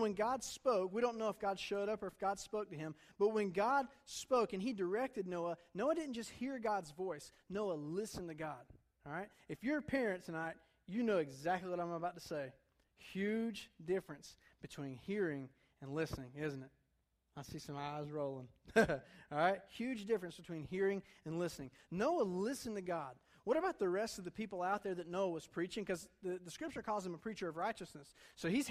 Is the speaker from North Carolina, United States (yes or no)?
yes; Durham, North Carolina, United States; moved away; I'm from Durham, my family is.